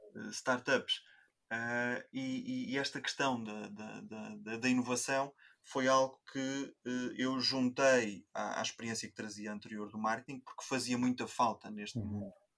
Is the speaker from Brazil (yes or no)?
no; Coimbra, Centro, Portugal; vivo em Coimbra, nascido e criado em Coimbra